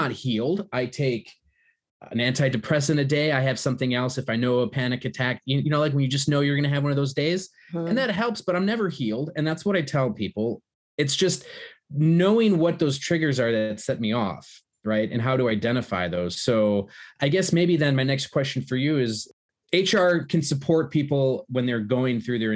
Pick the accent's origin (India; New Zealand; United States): United States; moved away; Growing up in America to two Polish immigrants